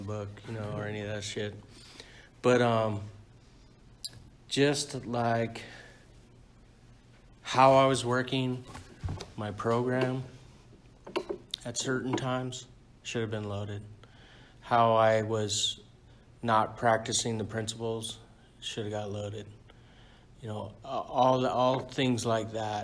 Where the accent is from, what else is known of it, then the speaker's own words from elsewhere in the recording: San Diego, California, United States; I was born and raised in San Diego